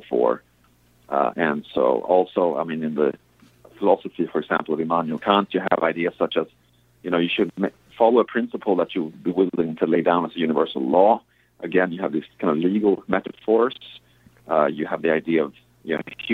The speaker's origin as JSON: {"language": "English", "country": "Sweden", "tie": "born or raised there", "moved": "yes", "said": "I grew up in Sweden"}